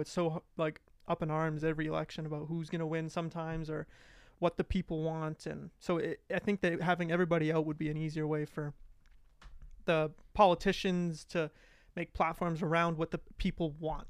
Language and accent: English; Alberta, Canada; moved away; I'm from Alberta.